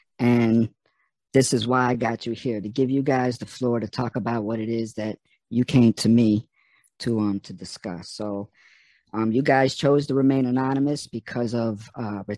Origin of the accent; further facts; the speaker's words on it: Florida, United States; I'm from Florida